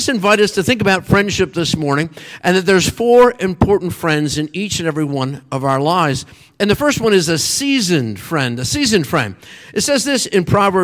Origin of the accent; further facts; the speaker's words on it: Meadville, Pennsylvania, United States; also born or lived in Erie, Pennsylvania; my hometown was in Meadville, was about 50 miles south of there.